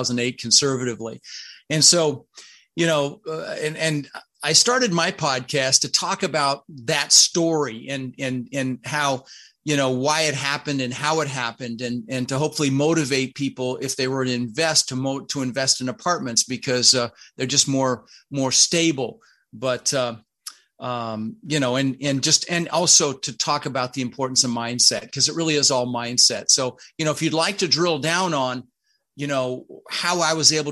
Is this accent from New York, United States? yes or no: no; Denver, Colorado, United States; English is a second language; also born or lived in Netherlands; I immigrated from the Netherlands, from Holland, you know, wooden shoes and windmills. And we ended up in Denver, Colorado, where I lived for 30 years. Now, when we first got here, we really struggled. I was 6 years old